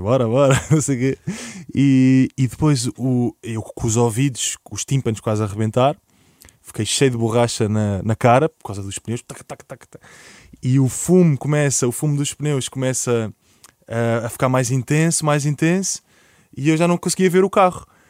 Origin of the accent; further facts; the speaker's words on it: Portugal; o nosso passado como portugueses